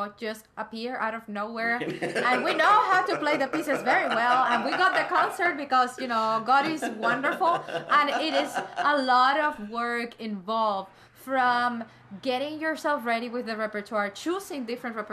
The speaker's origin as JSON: {"language": "English", "country": "Cuba", "moved": "yes", "lives_now": "United States", "said": "I'm coming from Cuba, although I'm young"}